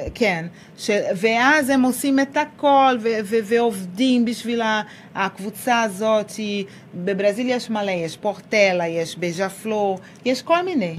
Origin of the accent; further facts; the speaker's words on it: Rio de Janeiro, Brazil; Hebrew is a second language; also born or lived in Salvador, Bahia, Brazil; now in Israel; אני נולדתי בסלבדור, בבעיר, וכשאני הייתי בת שלושה חודשים, המשפחה עברה ל... ריו דה ז'נרו.